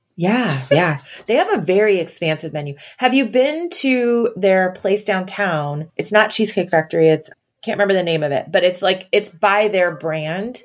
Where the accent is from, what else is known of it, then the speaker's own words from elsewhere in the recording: Pacific Northwest, United States; I'm from the Pacific Northwest